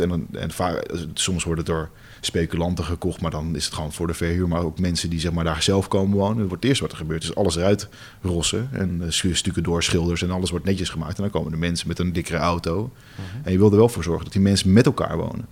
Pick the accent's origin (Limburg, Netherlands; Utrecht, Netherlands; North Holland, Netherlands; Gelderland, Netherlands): North Holland, Netherlands; Amsterdam; moved away as an adult; now in Zaandam, Netherlands; de Amsterdammer, ik kom uit Amsterdam